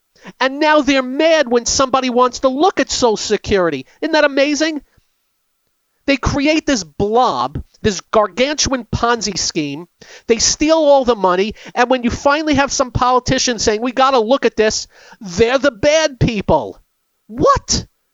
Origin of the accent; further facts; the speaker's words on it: United States; As an American